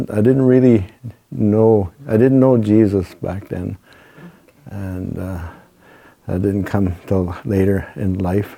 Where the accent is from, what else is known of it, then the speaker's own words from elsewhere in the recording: Moosonee, Ontario, Canada; We're both from Moosonee, Ontario.